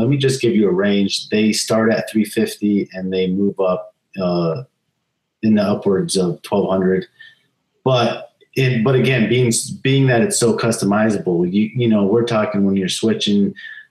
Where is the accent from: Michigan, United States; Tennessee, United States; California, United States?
California, United States; I actually am. I was born in California when I was two